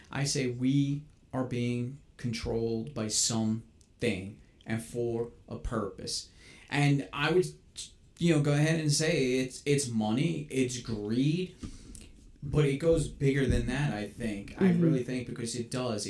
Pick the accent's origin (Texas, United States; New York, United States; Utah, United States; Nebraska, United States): New York, United States; New York City; I grew up in New York City. That's where I was born and raised.